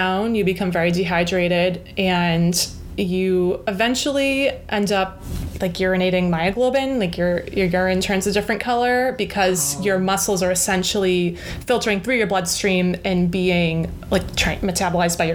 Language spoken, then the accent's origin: English; Weymouth, Massachusetts, United States; moved away as an adult; also born or lived in California; I grew up in the South Shore in Weymouth, Mass.